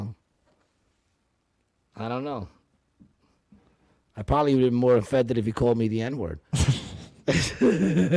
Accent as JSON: {"language": "English", "region": "New York", "country": "United States", "said": "I am a New Yorker"}